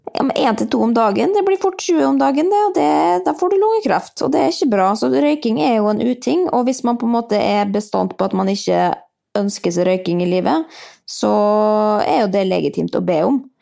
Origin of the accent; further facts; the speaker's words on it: Molde, Møre og Romsdal, Norway; now in Oslo, Norway; Jeg er også fra Molde, men jeg er i Oslo, for der bor jeg